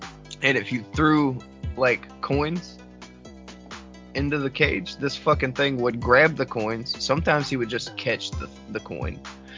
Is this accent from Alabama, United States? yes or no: yes; Decatur, Alabama, United States; also born or lived in Florida; I'm from Alabama, Decatur.